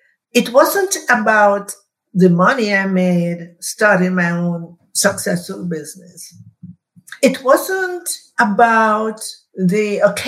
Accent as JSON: {"language": "English", "country": "Jamaica", "tie": "born or raised there", "moved": "yes", "lives_now": "United States", "said": "going back to Jamaica, where I was born"}